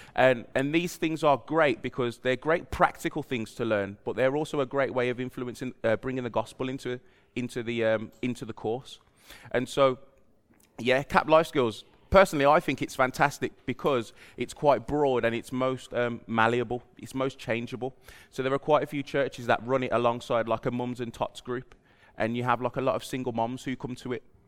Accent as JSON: {"language": "English", "country": "United Kingdom", "tie": "born or raised there", "moved": "yes", "said": "I grew up down the road just in Albury, just past the, well, right by the M five, uh, junction where Toys R Us used to be"}